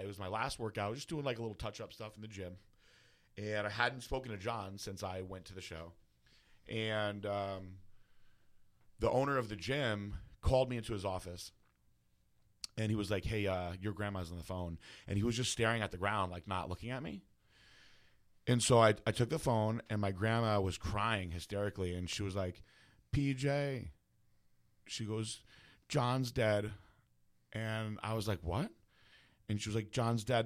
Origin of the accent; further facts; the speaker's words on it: New Fairfield, Connecticut, United States; I was from New Fairfield